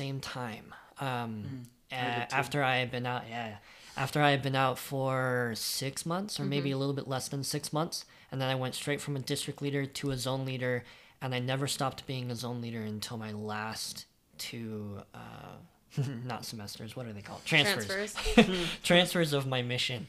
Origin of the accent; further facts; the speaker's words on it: Florida, United States; I grew up in Florida